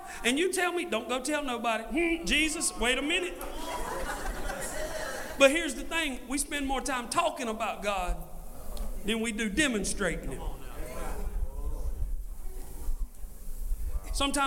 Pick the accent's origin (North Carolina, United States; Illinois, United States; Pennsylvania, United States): North Carolina, United States; Scotland County; I'm from Scotland County